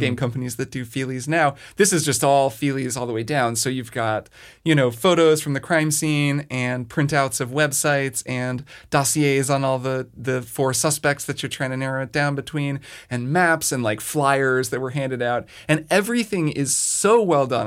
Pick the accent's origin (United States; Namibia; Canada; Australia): United States; Southern Indiana; the eight one two area code, which is Southern Indiana, and that's where I grew up.